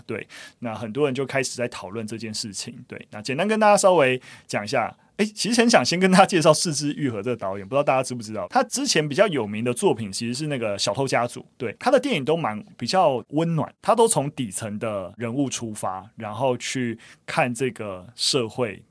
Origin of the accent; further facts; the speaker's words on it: Taiwan; 我们其实出生在台湾，那你在台湾出生，你就是台派啊